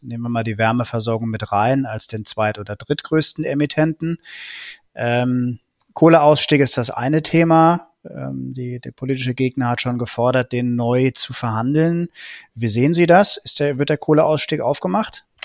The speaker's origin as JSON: {"language": "German", "country": "Germany"}